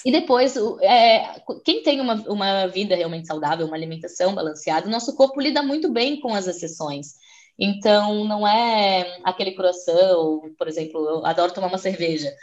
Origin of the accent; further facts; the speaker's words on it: Florianópolis, Santa Catarina, Brazil; moved away as an adult; now in Portugal; Eu sou de Florianópolis, uma ilha linda no sul do Brasil, e eu estou aqui em Portugal já faz dois anos e meio